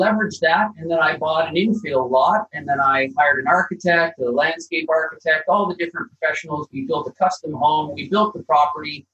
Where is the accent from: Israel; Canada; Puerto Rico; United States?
Canada; Calgary, Alberta; now in Sutherland Shire, Australia; I'm from Calgary, Alberta, right at the foothills of the Rocky Mountains.